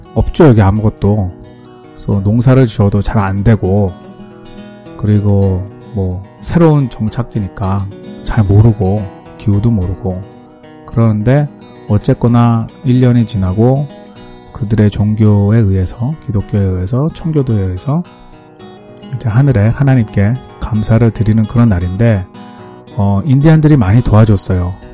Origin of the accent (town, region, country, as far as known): South Korea; now in United States